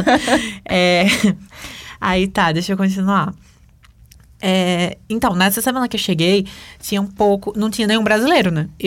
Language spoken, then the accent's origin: Portuguese; Brazil; Eu não, eu sou, eu sou brasileira.